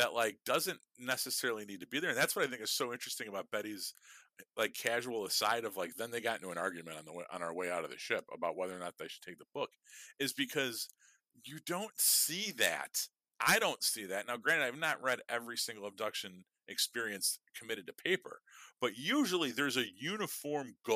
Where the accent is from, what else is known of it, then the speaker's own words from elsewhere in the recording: Chicago, Illinois, United States; I am firmly from Chicago. You can hear it in my fucking accent